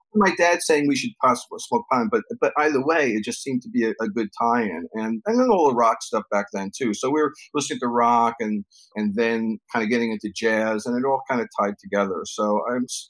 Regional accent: New York City, New York, United States; I'm from New York, born and raised

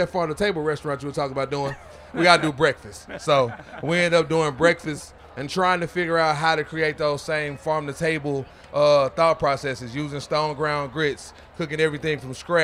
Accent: Memphis, Tennessee, United States; now in Charlotte, United States; I'm from Memphis, Tennessee

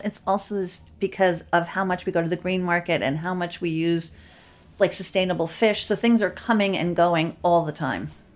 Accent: New York City, New York, United States; I grew up in Manhattan.

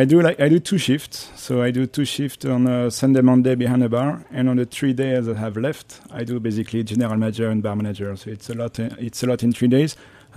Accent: France; English is a second language; moved away as an adult; now in New York, United States; I was actually very thrilled because, you know, I was coming from France and I had my first job in New York.

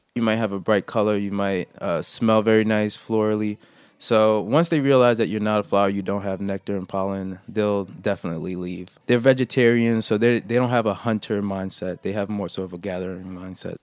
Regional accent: New York City, New York, United States; also born or lived in Haiti; I was born in Haiti, but I was raised in Brooklyn

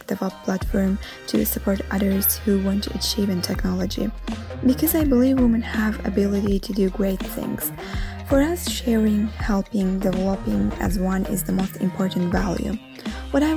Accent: Azerbaijan; now in Rome, Italy

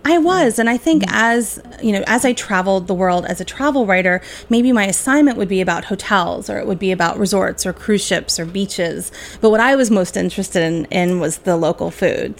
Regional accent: Philadelphia, Pennsylvania, United States; moved away; I'm originally from Philadelphia, so I'm a water ice girl from way back

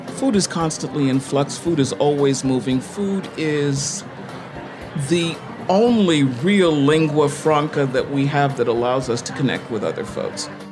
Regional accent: Mexico City, Mexico; English is a second language; moved away as an adult; also born or lived in South Carolina; now in New York City, United States; I grew up in Mexico City

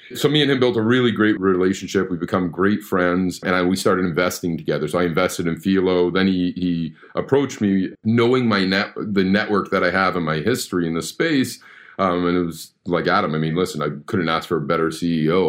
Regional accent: Canada; I'm born and raised in Canada

